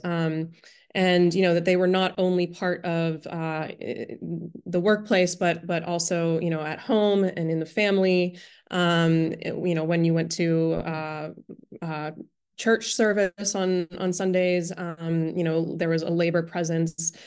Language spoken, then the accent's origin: English; Pittsburgh, Pennsylvania, United States; moved away; growing up in Pittsburgh